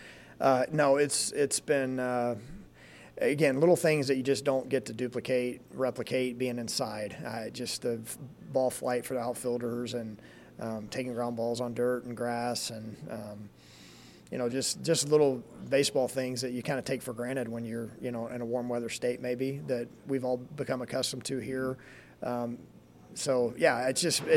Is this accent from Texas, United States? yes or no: yes; Texas, United States; moved away as an adult; now in Lincoln, United States; it's what drew me to this place when I was 18 from Texas